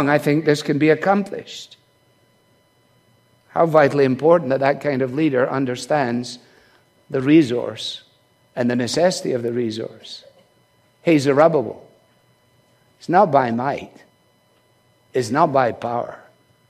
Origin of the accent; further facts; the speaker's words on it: Scotland, United Kingdom; as a Scotsman